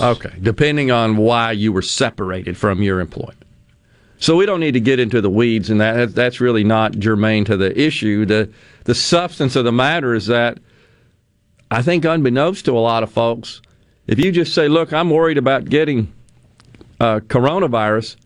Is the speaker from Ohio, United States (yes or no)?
no; Ridgeland, Mississippi, United States; my hometown of Ridgeland